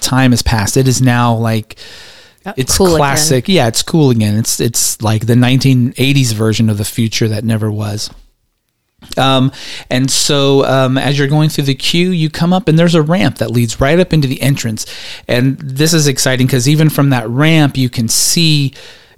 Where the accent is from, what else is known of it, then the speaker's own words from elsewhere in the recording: West Coast, United States; now in Atlanta suburb, Georgia, United States; We grew up on the West Coast